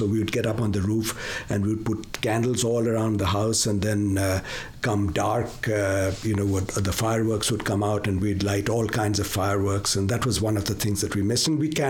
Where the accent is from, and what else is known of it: Kanpur, Uttar Pradesh, India; born or raised there; now in Plano, United States